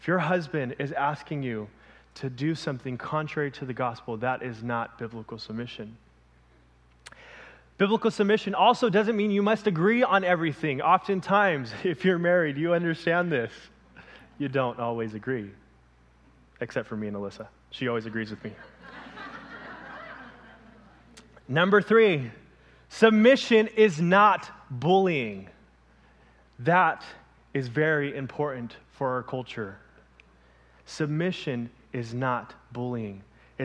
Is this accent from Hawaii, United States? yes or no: no; Los Angeles, California, United States; moved away as an adult; also born or lived in Ventura, California; I come from Los Angeles, born and raised in LA.